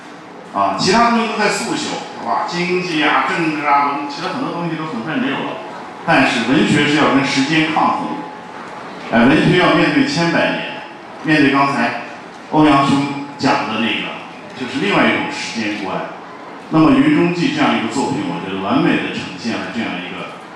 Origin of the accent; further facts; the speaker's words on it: Xinjiang, China; moved away; 我在新疆出生长大的，我就又跑到新疆去了，借机回趟老家